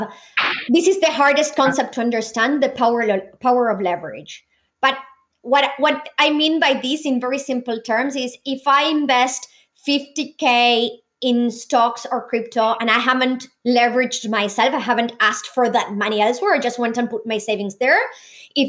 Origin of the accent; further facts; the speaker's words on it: Argentina; now in Australia; being born and raised in a developing country like Argentina.